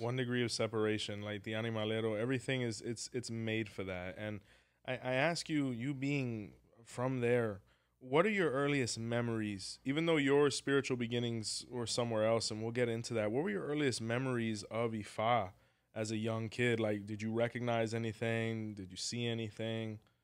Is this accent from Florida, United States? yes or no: yes; Hialeah, Florida, United States; we're from the same place